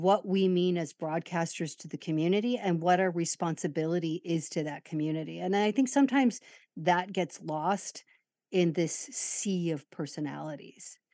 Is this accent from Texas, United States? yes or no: no; Chicago, Illinois, United States; my grammar school in Chicago was predominantly an Irish Catholic